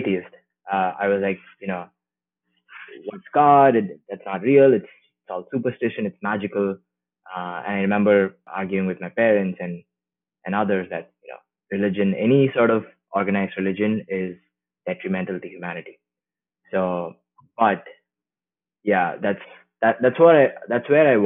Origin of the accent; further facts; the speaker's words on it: India; now in San Francisco Bay Area, United States; I grew up in India, and I grew up in a traditionally religious Hindu family